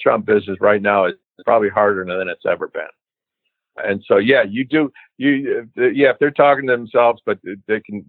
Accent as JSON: {"language": "English", "town": "Wilmette", "region": "Illinois", "country": "United States", "tie": "born or raised there", "said": "we grew up in Wilmette"}